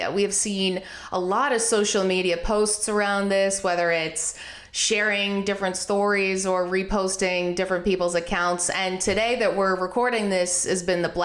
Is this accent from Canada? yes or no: yes; Canada; now in United States; I'm Canadian. I'm not a citizen of the United States